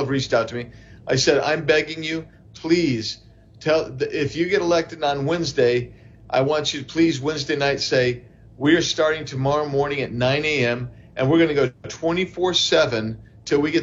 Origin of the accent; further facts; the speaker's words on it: Arizona, United States; my hometown in Arizona